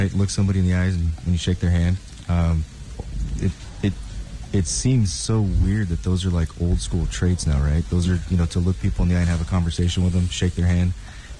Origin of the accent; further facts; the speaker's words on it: King City, California, United States; The City of King, yeah. Yeah, so I'm Monterey County kid.